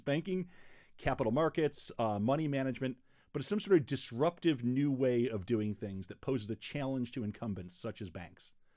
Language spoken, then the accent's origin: English; Rochester, New York, United States; moved away; also born or lived in Chicago; I grew up in Rochester, New York, uh, before I moved to Chicago